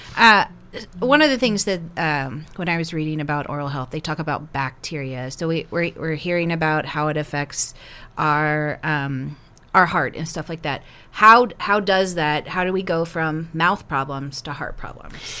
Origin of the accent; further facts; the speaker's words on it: the South, United States; moved away as an adult; now in South Dakota, United States; As someone who grew up in the South